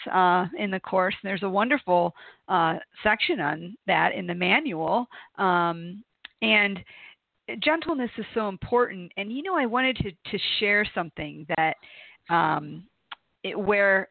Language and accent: English; Toledo, Ohio, United States; growing up in Toledo, Ohio